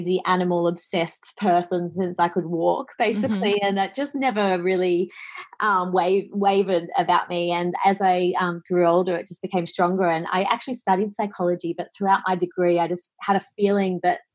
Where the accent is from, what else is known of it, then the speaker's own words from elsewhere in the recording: Sydney, New South Wales, Australia; moved away as an adult; now in Bali, Indonesia; I'm originally from Sydney in Australia, and I moved to Bali 2.5 years ago